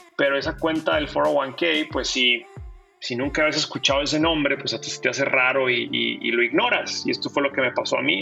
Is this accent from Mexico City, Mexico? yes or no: no; Ciudad Juárez, Chihuahua, Mexico; moved away as an adult; also born or lived in El Paso / Boston; now in United States; yo crecí en la frontera, eh, yo soy de Ciudad Juárez